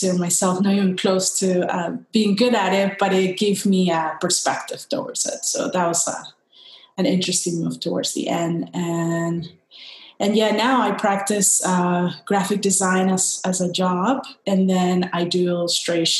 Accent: Guayaquil, Guayas, Ecuador; moved away as an adult; now in Washington, D.C., United States; I'm originally from Ecuador, a town in Ecuador near the Pacific coast, Guayaquil. I grew up there, all my family's there

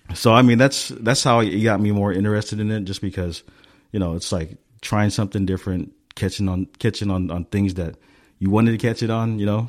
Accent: Stockton, California, United States; now in Southern California, United States; I grew up in Stockton

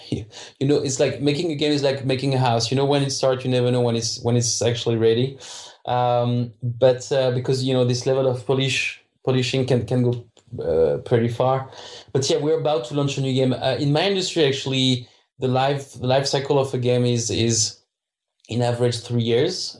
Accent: France; English is a second language; moved away as an adult; now in Krakow, Poland; I'm French, so I don't pronounce the H well.

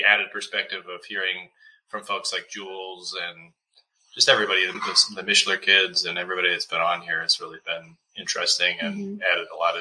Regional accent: Ann Arbor, Michigan, United States; moved away; also born or lived in Connecticut; I actually had gone to public school and elementary school, and then we moved 1997. We moved away from Michigan altogether

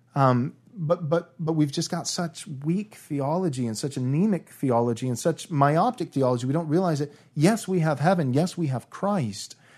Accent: United States; I was born in America and 1986. So, along with anybody else raised in a typical American church

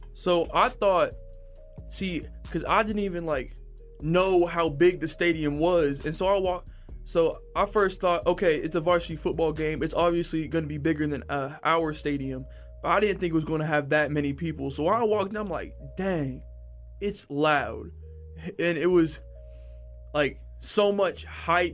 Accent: Texas, United States; growing up in Texas

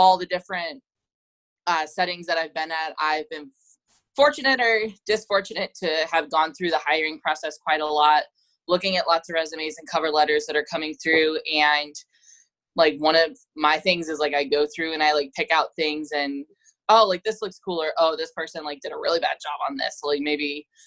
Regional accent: Florida, United States; moved away as an adult; also born or lived in Houston, Texas / Huntsville, Texas; I am actually originally from Florida

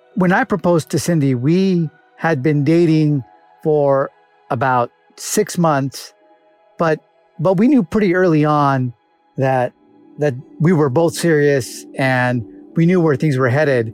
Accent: Los Angeles, California, United States; originally from Los Angeles, California

